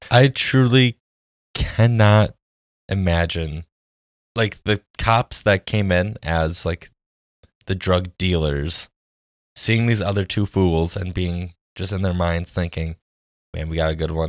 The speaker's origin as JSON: {"language": "English", "town": "Jackson", "region": "Wisconsin", "country": "United States", "tie": "born or raised there", "said": "Growing up in Jackson, Wisconsin"}